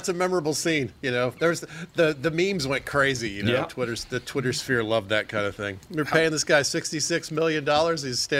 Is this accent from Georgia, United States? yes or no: yes; Georgia, United States; I'm from Georgia.